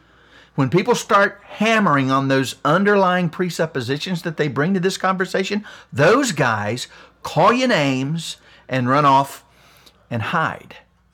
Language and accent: English; West Virginia, United States; See, I'm a white guy, but I grew up poor in West Virginia. I mean, I was in the fifth grade before I had running water. I lived in the hills of Appalachia.